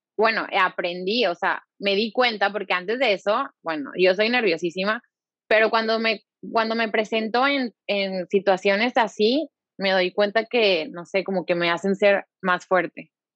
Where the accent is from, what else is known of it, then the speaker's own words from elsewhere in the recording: Monterrey, Nuevo León, Mexico; soy de aquí, soy de Monterrey, aquí está mi familia